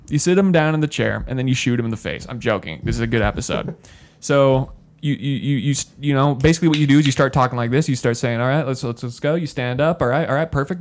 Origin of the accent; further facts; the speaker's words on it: Spanish Fork, Utah, United States; we grew up in Spanish Fork